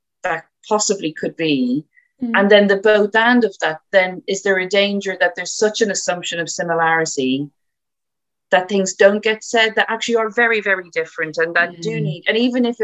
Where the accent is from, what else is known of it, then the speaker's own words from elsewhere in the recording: Ireland; moved away; I'm Irish